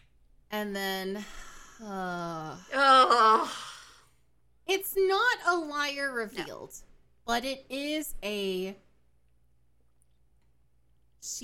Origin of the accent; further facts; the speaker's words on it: Atlanta, Georgia, United States; also born or lived in Arkansas; I'm from Atlanta